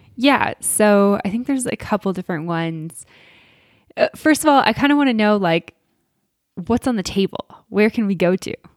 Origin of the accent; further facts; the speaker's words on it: Alberta, Canada; I grew up in Alberta